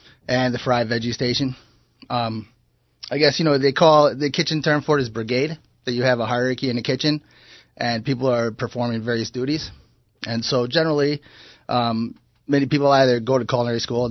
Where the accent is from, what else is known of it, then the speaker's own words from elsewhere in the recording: Chicago, Illinois, United States; moved away; I grew up in Chicago, which happens to be a big culinary city.